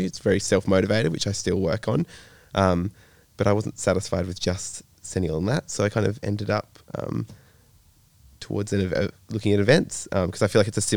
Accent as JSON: {"language": "English", "town": "Denmark", "region": "Western Australia", "country": "Australia", "tie": "born or raised there", "moved": "as an adult", "lives_now": "Perth, Australia", "said": "I grew up in Denmark, WA, not Europe"}